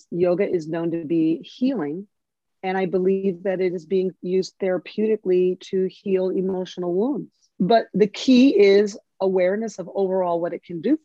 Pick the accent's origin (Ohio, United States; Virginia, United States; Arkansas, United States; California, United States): Ohio, United States; Cincinnati; I grew up in Cincinnati, Ohio